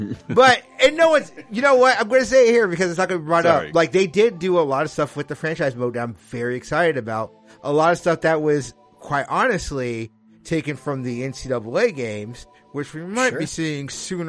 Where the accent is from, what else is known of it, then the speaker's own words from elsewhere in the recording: Netherlands; I'm saying that as someone who I grew up in Holland. Holland is beautiful this time of year.